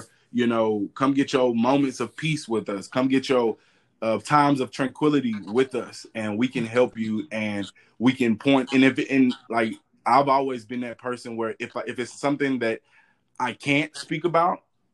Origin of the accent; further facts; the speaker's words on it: Texas, United States; I'm from Texas.